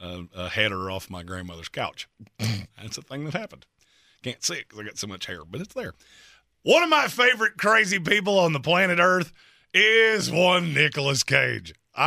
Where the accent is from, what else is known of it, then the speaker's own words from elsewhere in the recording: North Carolina, United States; But I'm from North Carolina and I've seen it for too long.